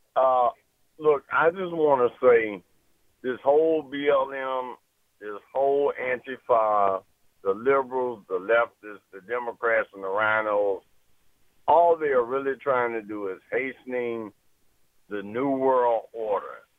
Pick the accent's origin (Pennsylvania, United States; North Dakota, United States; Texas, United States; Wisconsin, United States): Wisconsin, United States; Milwaukee; now in Fredericksburg, United States; I'm from Milwaukee